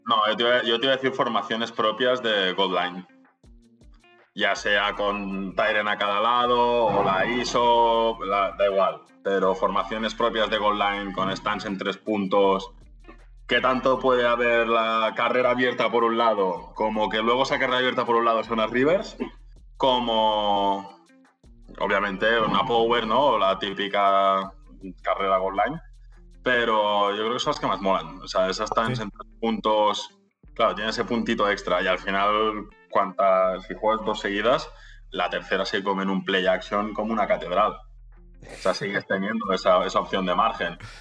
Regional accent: Spain; soy el único español.

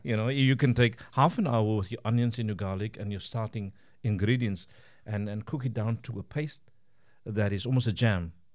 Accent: Cape Town, Western Cape, South Africa; moved away as an adult; now in Estonia; I grew up in the Western Cape in Cape Town.

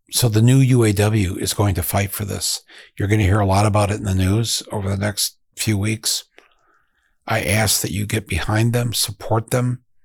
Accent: Flint, Michigan, United States; my hometown of Flint, Michigan.

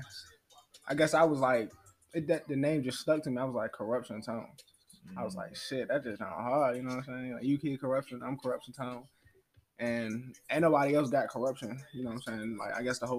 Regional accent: Washington, District of Columbia, United States; moved away; also born or lived in Prince George's County, Maryland; Okay, yeah, I'm from Uptown DC, mm-hmm. Northwest. I was born on I was raised on Harvard Street, you know what I'm saying, up from the across from Howard University and shit, so I've been up there for a little minute and then moved to PG County, Maryland

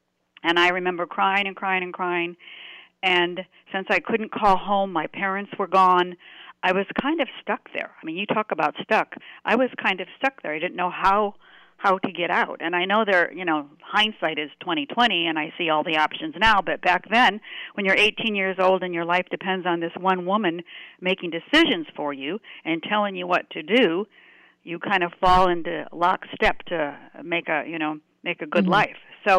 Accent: Omaha, Nebraska, United States; moved away as an adult; also born or lived in Del Mar, California; now in Whitefish, United States; I was raised in Omaha, Nebraska.

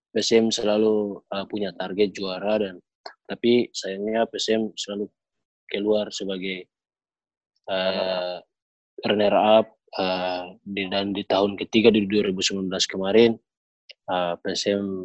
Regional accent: Ternate, North Maluku, Indonesia; born there; saya pimpin teman-teman untuk datang ke Ternate saya punya punya target waktu datang ke tanah kelahiran saya sendiri sebagai lawan

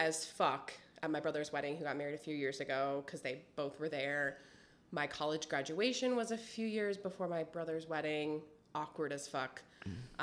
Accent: Wisconsin, United States; moved away as an adult; also born or lived in Texas; I'm from Wisconsin

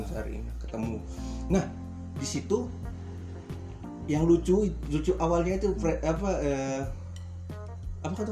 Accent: Purworejo, Central Java, Indonesia; Orang Baltim, dia orang Guruman, kita orang Purworejo.

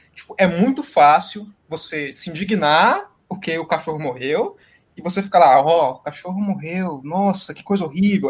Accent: Minas Gerais, Brazil; also born or lived in Viçosa; eu sou de Minas Gerais.

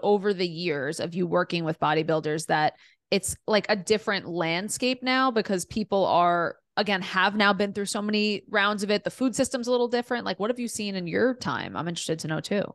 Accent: New York City, New York, United States; also born or lived in Delaware; I grew up in Queens, New York, in a super diverse, amazing neighborhood

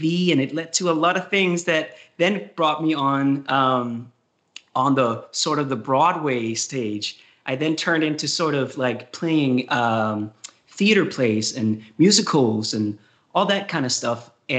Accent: countryside near Copenhagen, Capital Region of Denmark, Denmark; moved away as an adult; I'm from Denmark. I grew up in the countryside of Copenhagen, 1 hour from Copenhagen.

